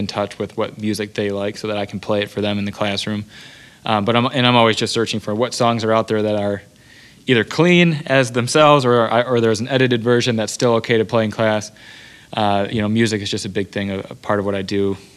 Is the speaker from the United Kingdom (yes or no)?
no; Detroit, Michigan, United States; also born or lived in Cleveland, Ohio; I'm from Metro Detroit